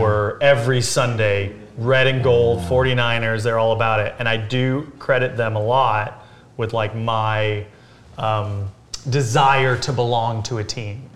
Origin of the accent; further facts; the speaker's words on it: Big Bear Lake, California, United States; We grew up in Big Bear